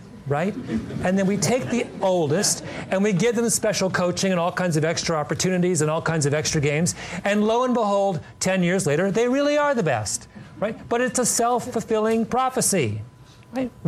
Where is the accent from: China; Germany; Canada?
Canada; I'm Canadian